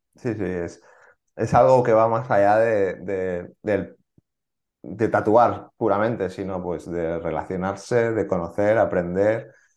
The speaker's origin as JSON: {"language": "Spanish", "town": "Barcelona", "region": "Catalonia", "country": "Spain", "said": "porque yo soy de Barcelona"}